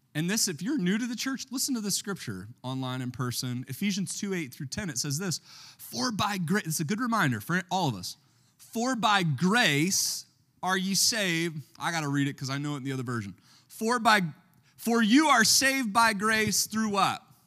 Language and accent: English; Baltimore, Maryland, United States; I'm from Baltimore